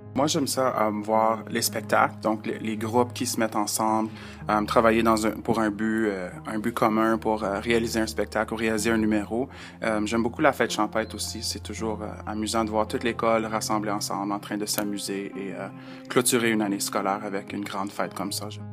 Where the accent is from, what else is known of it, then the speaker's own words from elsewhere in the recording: Timmins, Ontario, Canada; moved away as an adult; Je viens d'une petite ville dans le nord de l'Ontario, je viens de Timmins.